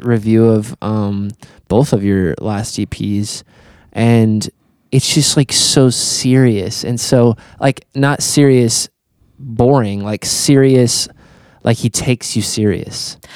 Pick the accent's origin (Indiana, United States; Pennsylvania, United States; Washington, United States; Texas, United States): Indiana, United States; Fort Branch; we grew up in Fort Branch down the road